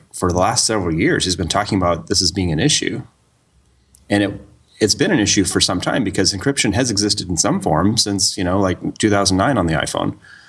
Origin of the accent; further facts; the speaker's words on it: Montana, United States; moved away; I grew up in Montana, and it was not terribly close to Canada, but it was close enough to where you could drive.